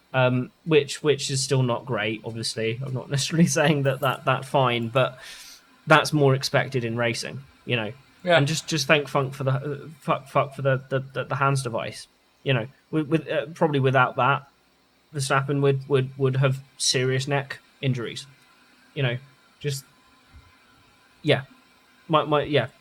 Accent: England, United Kingdom; we're English

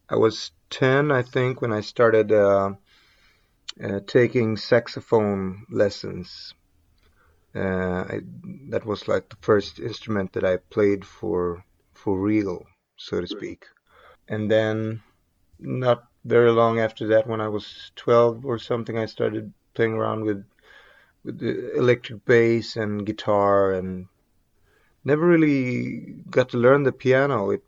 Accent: Gothenburg, Västra Götaland, Sweden; I grew up not far from here in a like a suburb, basically, to Gothenburg is where I grew up.

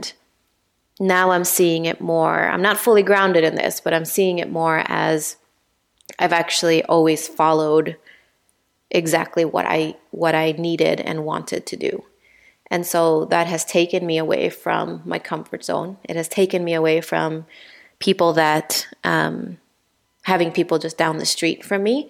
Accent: Honduras; moved away as an adult; also born or lived in Pennsylvania, United States / Minnesota, United States; now in Illinois, United States; growing up in Honduras, I always felt like I wanted to get out of Honduras

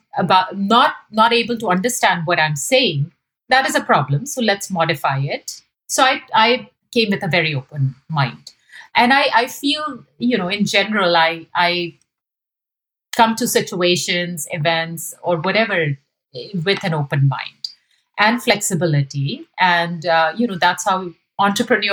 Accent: India; moved away as an adult; now in United States; my experiences growing up in India

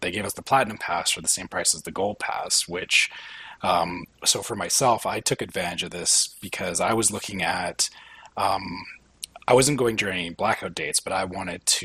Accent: Canada; being Canadian

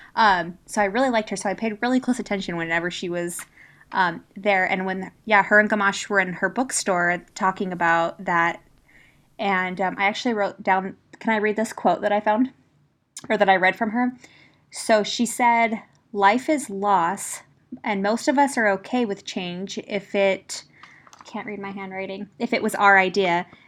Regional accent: United States; first language English; I'm American, and I only speak English

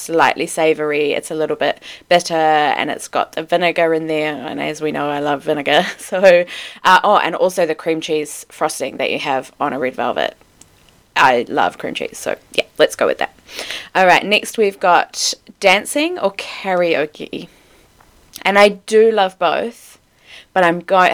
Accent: Wellington, New Zealand; But I am a North Island girl. I grew up in Wellington.

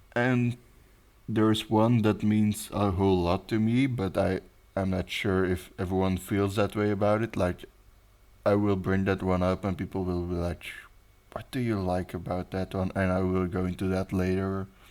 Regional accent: Belgium; English is a second language; I'm your host or co host from Belgium

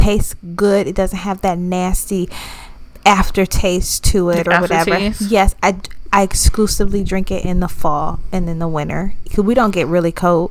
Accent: the South, United States; We're from the South

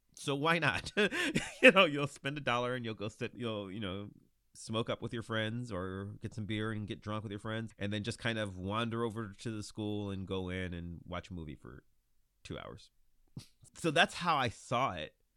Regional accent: Lorain, Ohio, United States; I grew up in Lorain, Ohio, which is thirty minutes from Cleveland

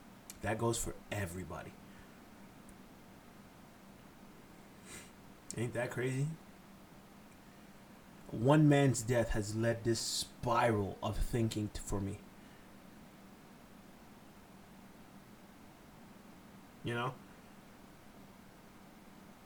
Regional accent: Haiti; I'm Haitian. I'm from Haiti

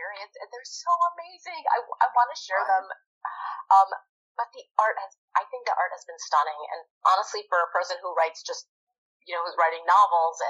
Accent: India; I'm Indian. I was born in India

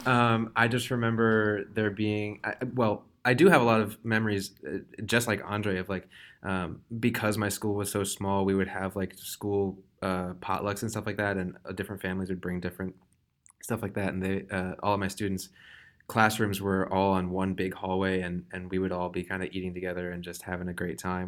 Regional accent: Wellesley, Massachusetts, United States; I'm from Wellesley, Massachusetts

